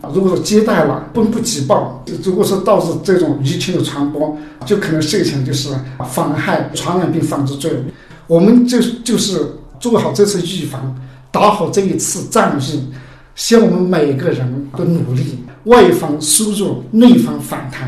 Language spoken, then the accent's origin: Chinese; Yunnan, China; 我们云南这边